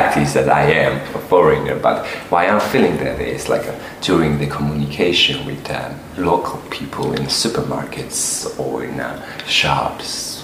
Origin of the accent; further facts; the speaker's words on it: Batumi, Adjara, Georgia; English is a second language; moved away as an adult; now in Hungary; My hometown is Batumi